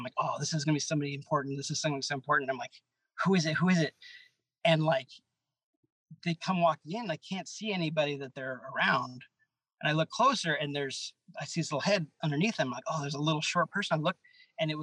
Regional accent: Los Angeles, California, United States; I'm from

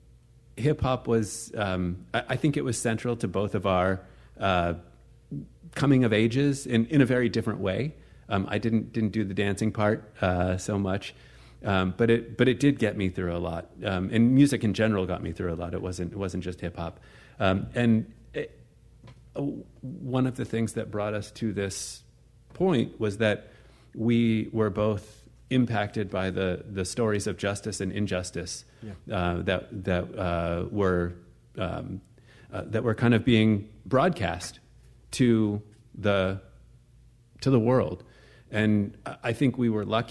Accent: Potomac, Maryland, United States; I was born and raised in the suburbs of D.C. Grew up in an upper middle class family

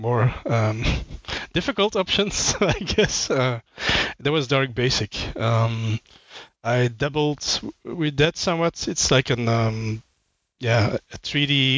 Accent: Belgium; I'm from Belgium.

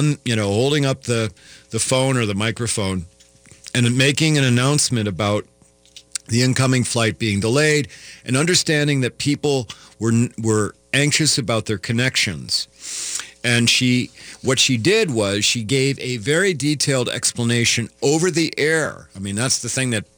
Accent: Iowa, United States; now in Minnesota, United States; I'm not from Minnesota, I'm from Iowa

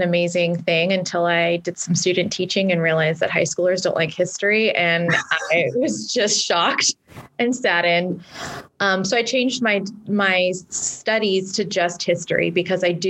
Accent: California, United States; I'm from California

